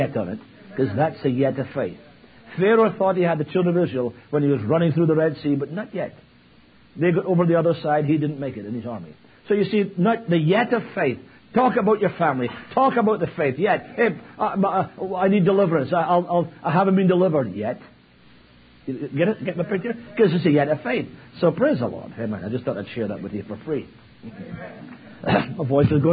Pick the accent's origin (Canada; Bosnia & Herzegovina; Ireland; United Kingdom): United Kingdom; Scotland; now in Virginia Beach, United States; As I said, I'm from Virginia Beach. Scotland, obviously, originally. But I've lived in Virginia Beach for 20 years